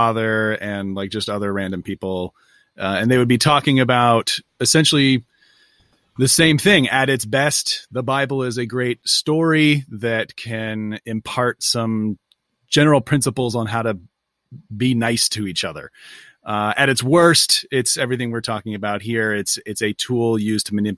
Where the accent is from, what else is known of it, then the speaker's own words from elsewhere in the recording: Northern California, United States; I'm from Northern California.